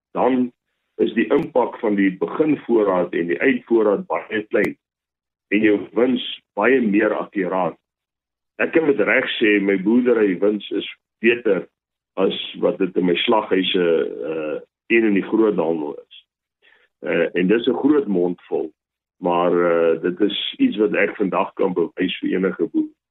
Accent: Rustenburg, North West, South Africa; Ek het as boerseun groot geword in Rustenburg.

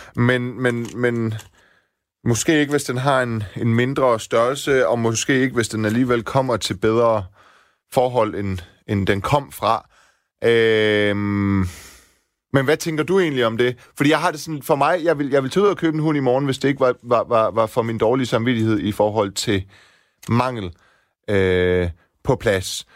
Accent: Silkeborg, Central Denmark Region, Denmark; moved away; Jeg er vokset op også i Vildekvarter i Silkeborg med baghave ud til skov.

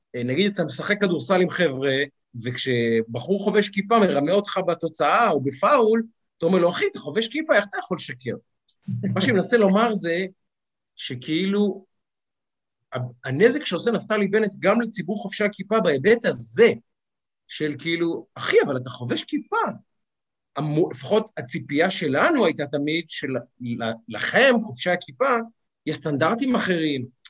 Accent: Ramat Gan, Tel Aviv District, Israel; אני גדלתי בשכונה חרדי, אה, שכונה חילונית, סליחה. וברמת גן

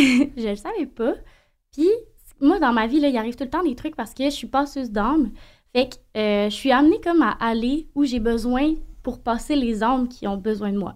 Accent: Saint-Honoré, Quebec, Canada; Puis je viens d'un petit village.

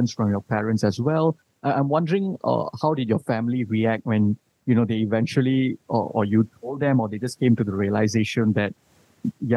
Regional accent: Malaysia; I'm as a Malaysian

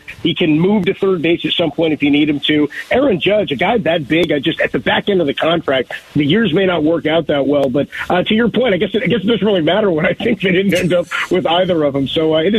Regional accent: Bay Area, California, United States; I grew up in the Bay Area.

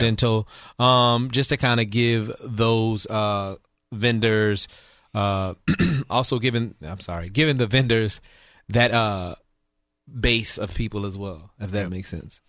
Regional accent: New Orleans, Louisiana, United States; moved away as an adult; now in Houston, United States; I was born and raised in New Orleans, and I moved here.

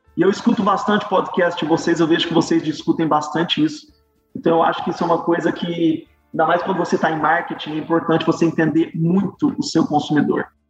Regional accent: Varginha, Minas Gerais, Brazil; moved away as an adult; also born or lived in Jaboticabal, Brazil / São Paulo, Brazil; now in St. Louis, United States; Saí de Varginha

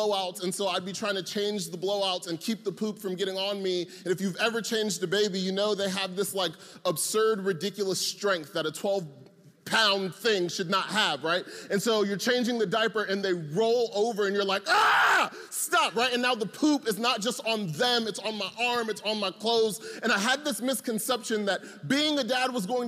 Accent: Atlanta, Georgia, United States; I'm from Atlanta

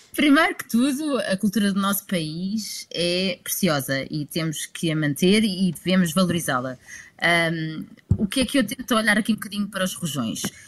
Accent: Lisbon, Portugal; eu sou alfacinha

